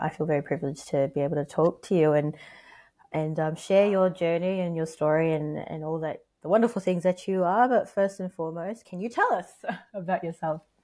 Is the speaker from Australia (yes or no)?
yes; Australia; accent: American/British mixture; I grew up here, and my parents. I mean, they're Filipino. I'm Filipino. I was yeah. born here